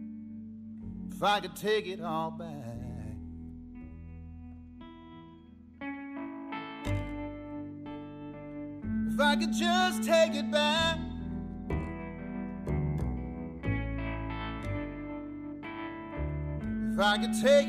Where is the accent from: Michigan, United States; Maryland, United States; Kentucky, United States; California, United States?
Kentucky, United States; Louisa; I grew up in Louisa, Kentucky